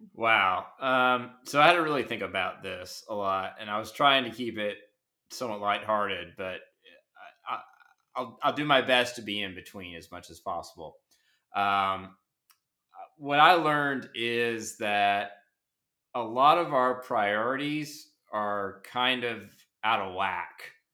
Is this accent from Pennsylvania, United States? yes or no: no; Nashville, Tennessee, United States; I grew up in Nashville